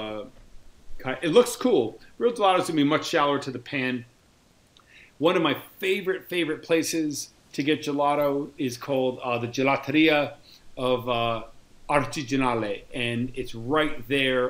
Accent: New York, United States; moved away as an adult; now in Rome, Italy; I'm from New York

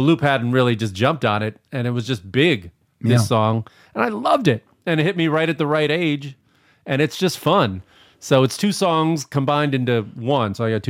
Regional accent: Chicago, Illinois, United States; moved away; And I grew up in Chicago.

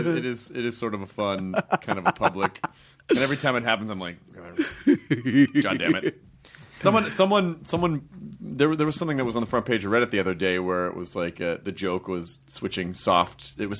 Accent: Southern United States, United States; I grew up in the South, so I did a lot of...

